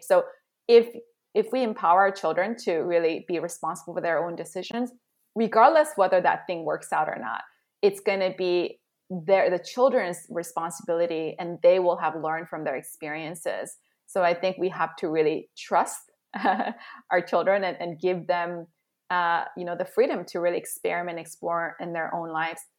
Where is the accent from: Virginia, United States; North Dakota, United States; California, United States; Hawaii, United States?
California, United States; Southern; also born or lived in South Korea; came back to Southern California in seventh grade